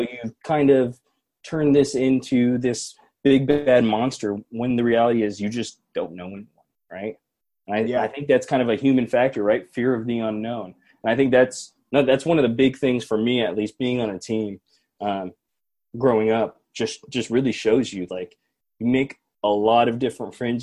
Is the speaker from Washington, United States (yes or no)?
yes; Seattle, Washington, United States; Seattle kids our age.